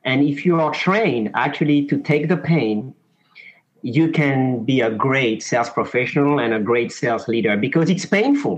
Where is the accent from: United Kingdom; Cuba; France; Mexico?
France; accent: French; also born or lived in Mauritius; now in Houston, United States; I do have a French accent, yet I've been living in France for many years. But I was born in a small island in the Indian Ocean called Mauritius.